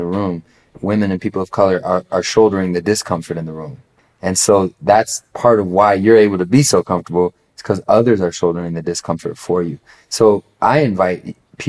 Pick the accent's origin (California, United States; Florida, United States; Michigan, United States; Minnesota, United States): Minnesota, United States; Minneapolis; I'm from Minneapolis, Minnesota